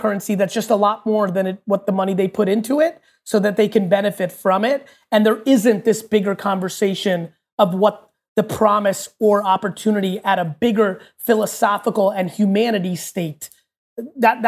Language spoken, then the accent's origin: English; United States; also born or lived in Soviet Union; born in the U.S., grew up in the U.S.